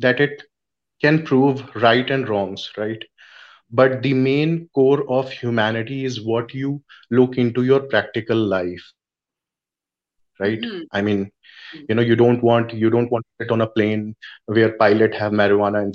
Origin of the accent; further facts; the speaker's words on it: India; I'm from India